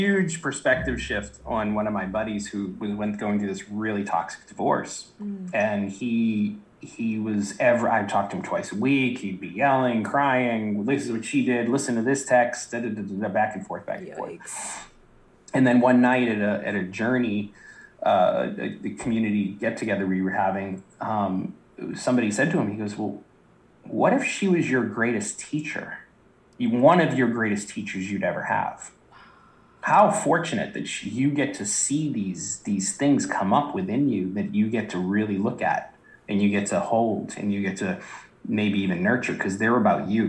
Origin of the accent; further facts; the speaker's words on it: south of Boston, Massachusetts, United States; I grew up in the East Coast, Boston, south of Boston, very blue collar town